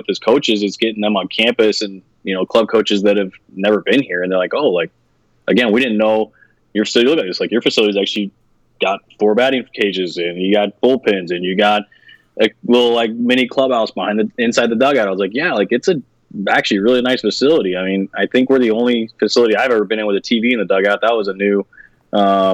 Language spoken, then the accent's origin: English; West Coast, United States; moved away as an adult; I was from the West Coast.